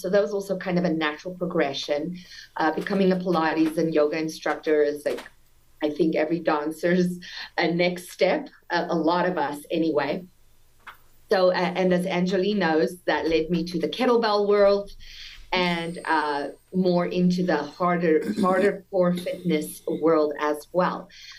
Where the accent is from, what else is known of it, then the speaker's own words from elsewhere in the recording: South Africa; now in United States; Yes, so I'm born and raised in South Africa. You might detect a little accent, but that's already Americanized a lot. I've been here for 23 years.